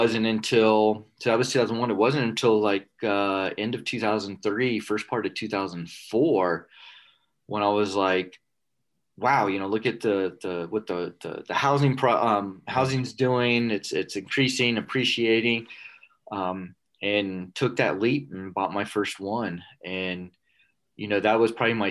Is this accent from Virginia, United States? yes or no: no; South Florida, United States; moved away as an adult; I was raised in South Florida